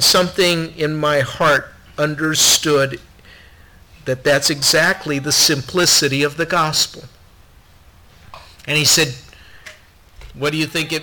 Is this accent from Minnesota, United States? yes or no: yes; Minnesota, United States; I grew up here in Minnesota